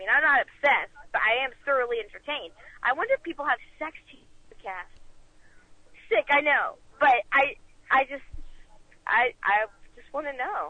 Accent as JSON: {"language": "English", "region": "Florida", "country": "United States", "said": "I'm from Florida."}